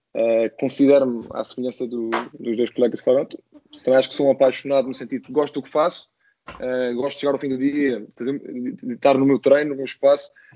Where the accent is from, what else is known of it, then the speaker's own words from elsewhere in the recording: Azores, Portugal; moved away as an adult; also born or lived in Lisbon area; sou dos Açores